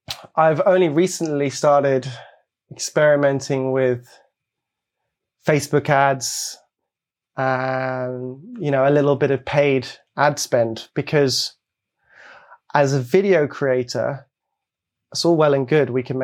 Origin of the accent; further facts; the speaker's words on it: Belgium; also born or lived in Hong Kong; I was born in Hong Kong and I grew up in Belgium.